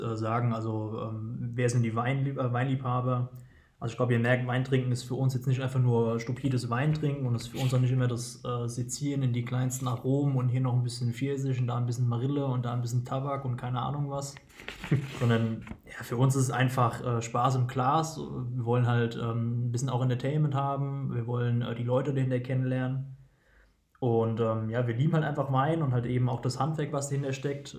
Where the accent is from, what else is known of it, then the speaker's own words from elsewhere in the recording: Geisenheim, Hesse, Germany; moved away as an adult; now in Wiesbaden, Germany; geboren in der Weinhauptstadt und Weltmetropole Geisenheim und sind mittlerweile verortet in Wiesbaden